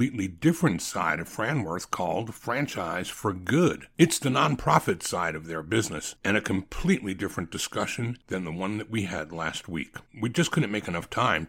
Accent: New York City, New York, United States; Nathan's in Coney Island, my hometown

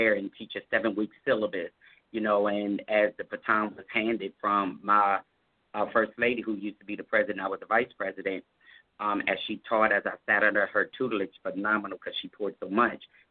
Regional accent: Harrisburg, Pennsylvania, United States; also born or lived in Baltimore, Maryland; my hometown in Harrisburg, PA

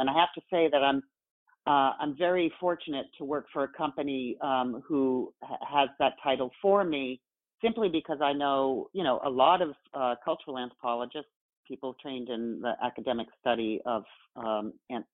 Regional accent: New Hampshire, United States; I'm from New Hampshire

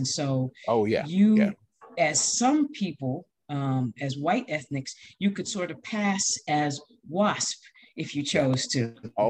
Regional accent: United States; I am Black American. So that definitely has happened and still happens.

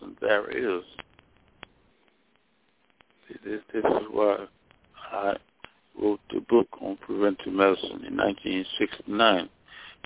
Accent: Mississippi, United States; moved away as an adult; also born or lived in Alabama / Nashville, Tennessee / Washington, D.C. / Daytona Beach, Florida; I'm from Mississippi, where I graduated from high school in 1946.

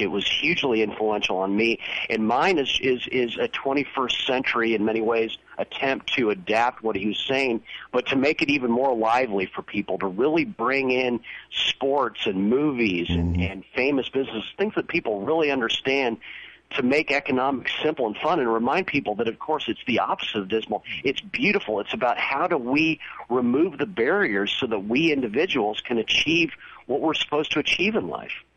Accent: Southern California, United States; I grew up in Southern California

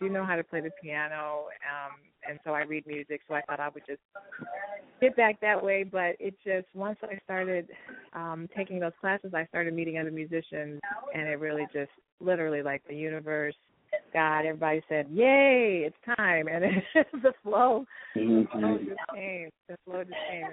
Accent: Denver, Colorado, United States; moved away as an adult; also born or lived in Washington, D.C.; I grew up doing a lot of music. I was involved in show choirs and theater and jazz ensembles. I'm from Denver, Colorado

